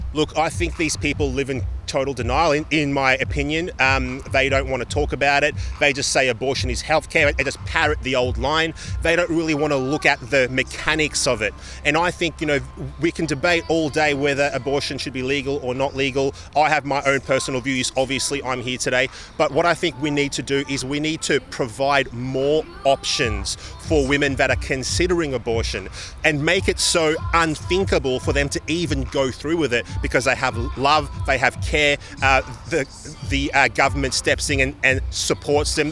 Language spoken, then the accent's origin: English; Victoria, Australia; in my home state of Victoria